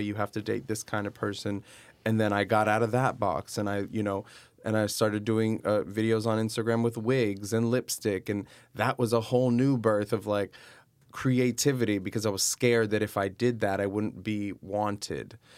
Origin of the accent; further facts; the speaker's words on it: Miami, Florida, United States; moved away as an adult; also born or lived in New York City; now in Los Angeles, United States; I am originally from Miami, Florida, and I moved to New York about seven years ago, spent six years in New York, and now I live in Los Angeles